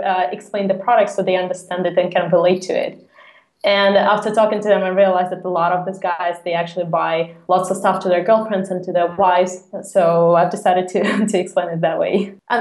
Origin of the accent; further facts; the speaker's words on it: Moscow, Russia; moved away as an adult; now in Copenhagen, Denmark; I'm originally from Russia, from Moscow, and I moved to Copenhagen two and a half years actually ago.